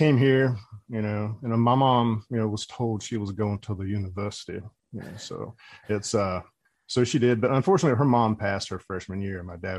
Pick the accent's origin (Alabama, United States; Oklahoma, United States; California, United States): Alabama, United States; Dothan; moved away as an adult; also born or lived in Orlando; I'm from Dothan. You know, my parents